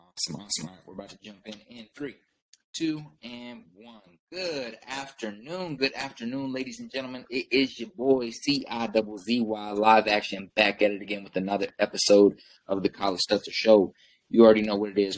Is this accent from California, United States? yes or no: no; Kansas City, Missouri, United States; was actually born here. So um, everyone else was born in Tanzania and then came to came to Kansas City. But you know, for me, the the interesting thing about Kansas City and the and the area I grew up